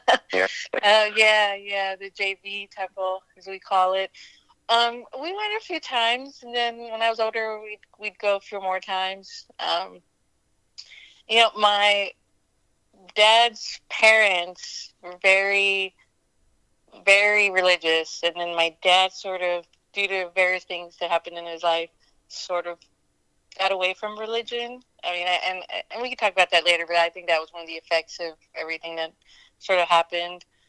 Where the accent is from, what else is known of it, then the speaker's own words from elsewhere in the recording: PA, about an hour outside of Pittsburgh, Pennsylvania, United States; also born or lived in Delhi, India; I was born in Delhi, actually. I stayed there for a few years and then grew up in uh, PA, about an hour outside of Pittsburgh